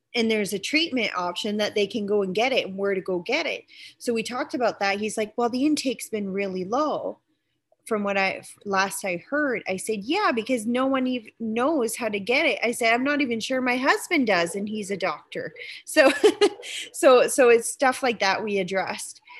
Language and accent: English; East Coast, Canada; moved away; also born or lived in Saskatchewan; I'm originally from the East Coast, so um, I, you can we kind of grow up more liberal there